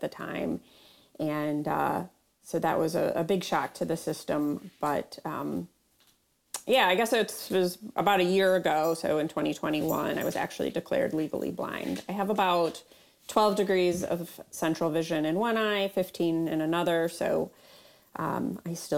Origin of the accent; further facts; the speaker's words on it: Troy, Michigan, United States; moved away as an adult; now in Grand Rapids, United States; I actually went to high school in Troy